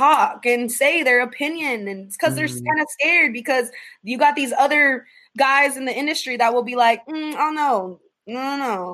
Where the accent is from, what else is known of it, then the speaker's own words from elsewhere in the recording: Chandler, Arizona, United States; I'm from Chandler, born and raised. I went to Chandler High School